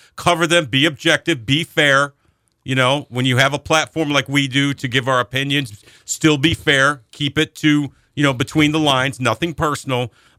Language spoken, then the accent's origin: English; Northeast, United States; I'm from the Northeast. He's from the Northeast. I grew up with guys like Paul my whole life.